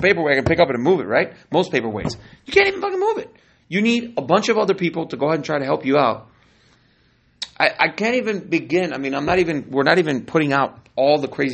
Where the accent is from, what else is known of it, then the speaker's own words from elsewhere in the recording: California, United States; now in Miami, United States; I'm from California